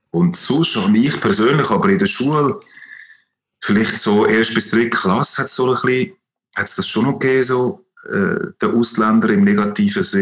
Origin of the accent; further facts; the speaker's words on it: Switzerland; ich als Schweizer mit, äh, mit der deutschen oder österreichischen ähm, Anwärter quasi